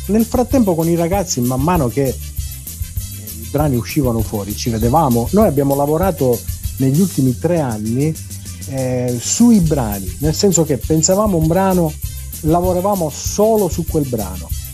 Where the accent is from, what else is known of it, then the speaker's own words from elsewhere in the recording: Sicily, Italy; noi stessi siciliani